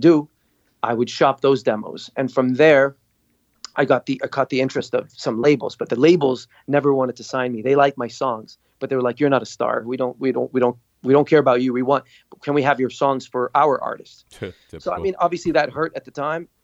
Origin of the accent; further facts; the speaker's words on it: Dubai, United Arab Emirates; moved away as an adult; also born or lived in Beirut, Lebanon / Montreal, Canada; We fled to Dubai. My dad got a job. His brother hooked him up something. And we stayed there till I graduated high school